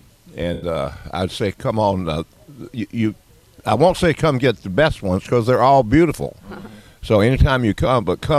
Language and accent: English; Boone, North Carolina, United States; when I was growing up in Boone